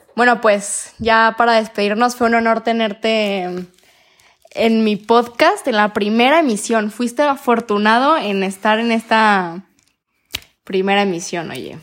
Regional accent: Mexico; como buen mexicano

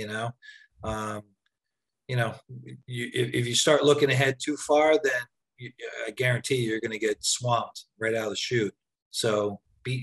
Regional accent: outside of Philly, New Jersey, United States; I'm from South Jersey, from outside of Philly.

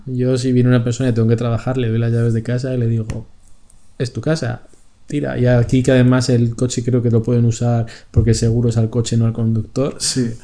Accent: Madrid, Community of Madrid, Spain; moved away as an adult; also born or lived in Barcelona; now in Italy; somos de Madrid, estamos en una ciudad que no era nuestra

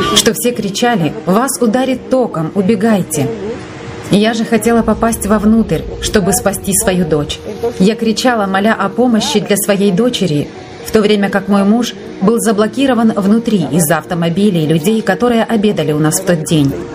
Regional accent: Ecuador; also born or lived in Guano, Chimborazo, Ecuador; Я из Эквадора.

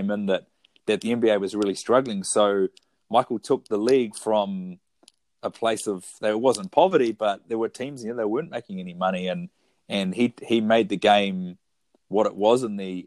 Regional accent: Foxton, Wellington, New Zealand; also born or lived in Wairarapa; now in Wellington, New Zealand; I'm from the Kapiti Coast. I grew up in the big town of Foxton

